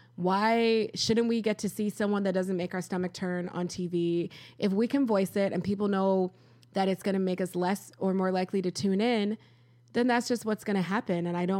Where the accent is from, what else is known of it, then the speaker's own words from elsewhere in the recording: Rochester, New York, United States; I am an American. I was born in Rochester. This is what I know. Lisa Frank, mall walking, Wegmans.